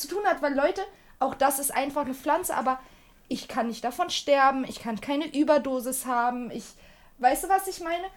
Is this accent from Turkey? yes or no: yes; Turkey; now in Germany; Ich komme aus der Türkei und auch noch aus dem Land. Wir haben Tabak angepflanzt